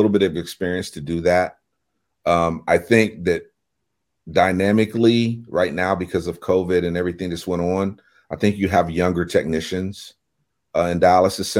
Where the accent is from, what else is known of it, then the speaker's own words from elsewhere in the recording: United States; being in my hometown, I knew a lot of the people